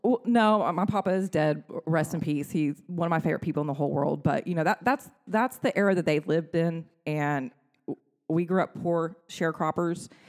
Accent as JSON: {"language": "English", "town": "Granbury", "region": "Texas", "country": "United States", "said": "I come from Granbury, pre internet era"}